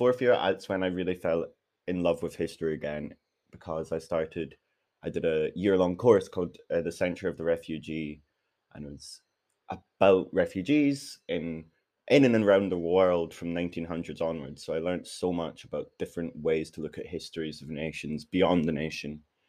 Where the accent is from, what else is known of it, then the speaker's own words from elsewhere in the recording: Glasgow, Scotland, United Kingdom; I was brought up in Glasgow